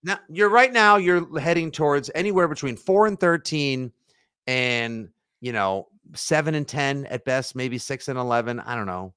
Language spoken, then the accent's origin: English; Braintree, Massachusetts, United States; Braintree football, my al- my alma mater, my hometown